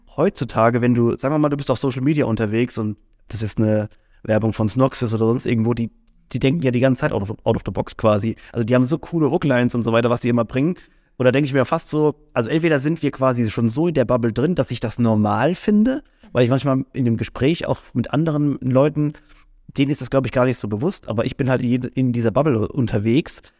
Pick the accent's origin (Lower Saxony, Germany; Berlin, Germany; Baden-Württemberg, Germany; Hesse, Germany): Baden-Württemberg, Germany; Mannheim; für uns als als Mannheimer oder sowas. Wir haben natürlich eine ganz andere Identifikation nochmal damit